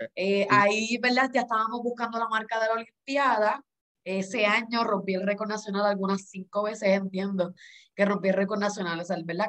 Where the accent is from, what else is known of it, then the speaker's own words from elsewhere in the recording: Puerto Rico; como buen boricua